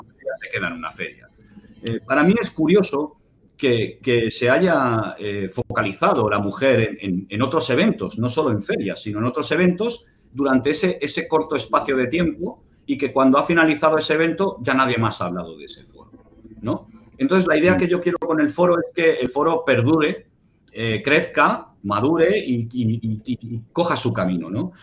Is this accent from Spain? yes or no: yes; Barcelona, Catalonia, Spain; yo vivía en Barcelona, soy, nací en Barcelona